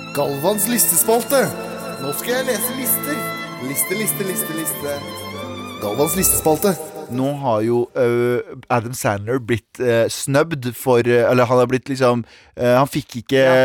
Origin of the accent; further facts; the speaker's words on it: Mysen, Østfold, Norway; now in Oslo, Norway; I Mysen også, der jeg er fra